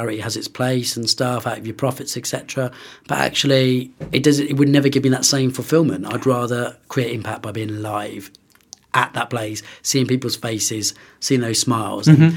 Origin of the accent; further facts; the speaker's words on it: London, United Kingdom; also born or lived in Oxford / Bristol; now in Birmingham, United Kingdom; I'm originally from London